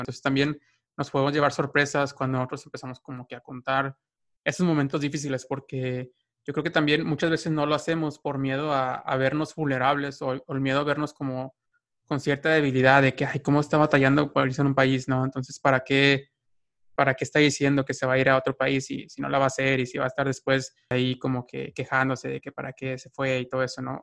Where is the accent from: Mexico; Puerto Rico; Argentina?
Mexico; moved away as an adult; now in United States